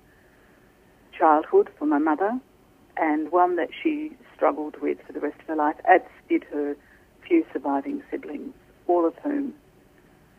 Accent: Australia; growing up in Australia

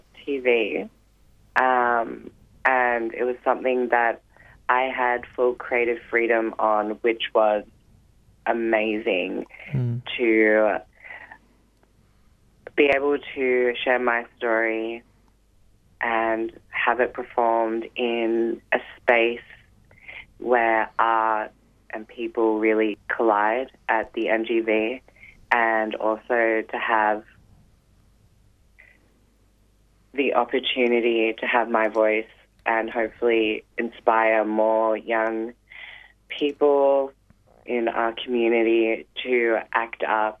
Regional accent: Newcastle, New South Wales, Australia; now in Melbourne, Australia; I live here in Melbourne. I came from Newcastle, New South Wales, and started training here full-time dance

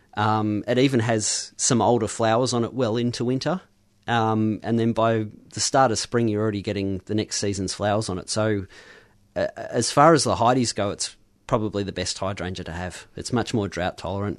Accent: Mount Macedon, Victoria, Australia; moved away; growing up in Mount Massot

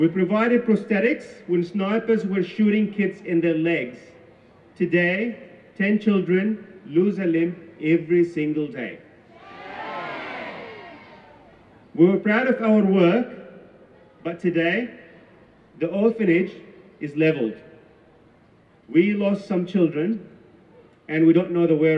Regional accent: Palestine; now in Melbourne, Australia; my homeland, Palestine

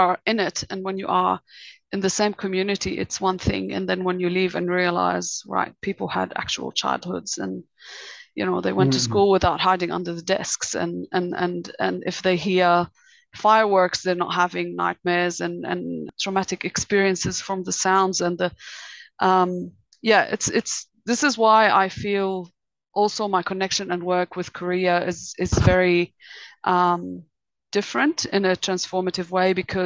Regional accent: Beirut, Beirut Governorate, Lebanon; accent: British; moved away as an adult; also born or lived in Australia; I actually grew up in Beirut, and other than the moments that we were displaced as refugees because of the Lebanese war, I grew up in Beirut until 2005

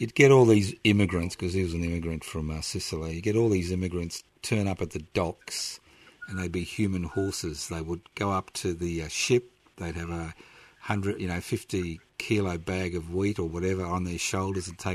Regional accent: Brisbane, Queensland, Australia; English is a second language; Although I was born in this country, I was born in Brisbane, I didn't speak my first word of English till I went to school at the age of 5

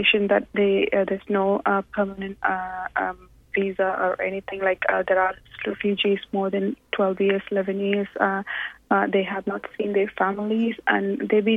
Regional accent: India; moved away as an adult; now in Australia; I'm born in a refugee camp in India. I, with my brother, we lived there around 20 years and moved to Australia.

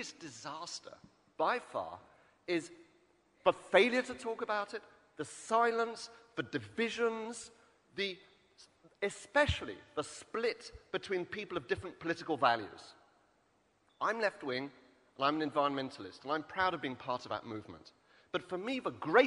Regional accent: Wales, United Kingdom; I come from Wales, the land of Heriaeth and Bodlon.

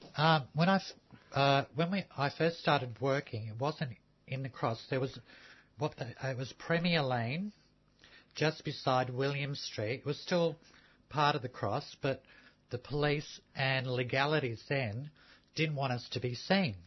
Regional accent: Melbourne, Victoria, Australia; born or raised there; also born or lived in Sydney

